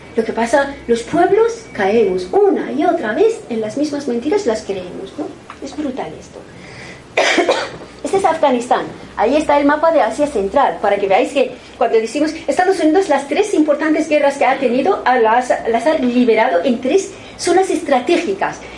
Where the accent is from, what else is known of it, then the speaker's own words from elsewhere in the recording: Iran; moved away; En mi tierra, en Irán